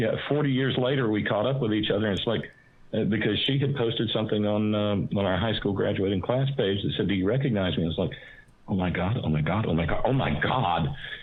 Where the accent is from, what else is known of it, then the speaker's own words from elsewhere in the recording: Alabama, United States; where I was growing up in Alabama